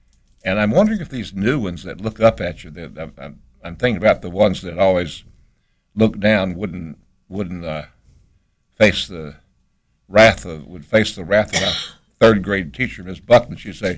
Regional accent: Boone, North Carolina, United States; because I don't recall when I grew up anybody in Boone having them

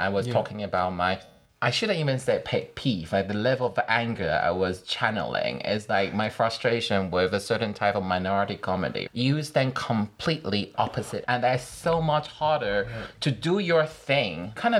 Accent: Taiwan; now in United Kingdom

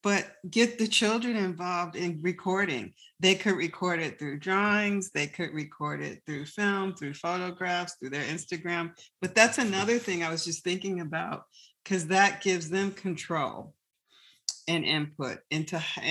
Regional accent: Chicago, Illinois, United States; now in Santa Barbara, United States; I'm originally from Chicago. I grew up there

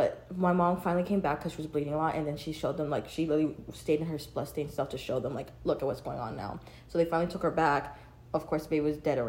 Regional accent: Portland, Oregon, United States; born there; I'll probably go to Portland. Give birth. I was born in Portland.

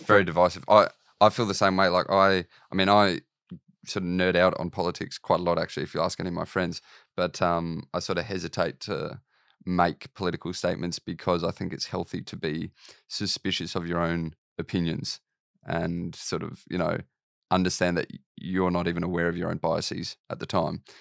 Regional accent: Australia; I'm Australian

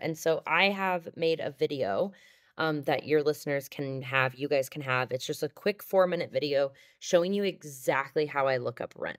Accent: Overland Park, Kansas, United States; moved away; also born or lived in Denver; I grew up in Overland Park, Kansas

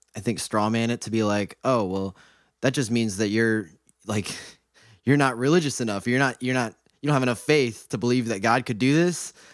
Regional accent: Mansfield, Ohio, United States; I grew up in Mansfield, Ohio

